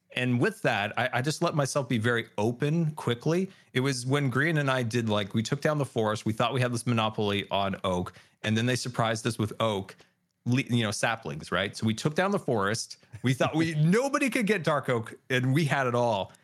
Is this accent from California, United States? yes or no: yes; California, United States; we grew up in California